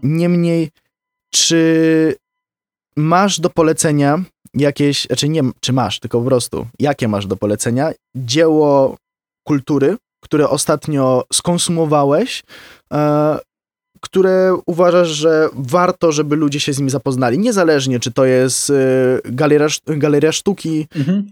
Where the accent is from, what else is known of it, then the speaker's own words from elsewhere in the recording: Wrocław, Lower Silesian Voivodeship, Poland; u nas w Wrocławiu